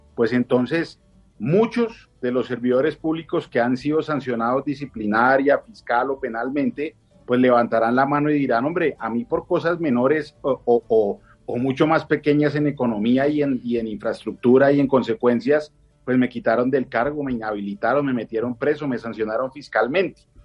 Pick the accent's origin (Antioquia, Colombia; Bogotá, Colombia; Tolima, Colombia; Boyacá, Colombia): Bogotá, Colombia; como bogotano, me dan ganas de llorar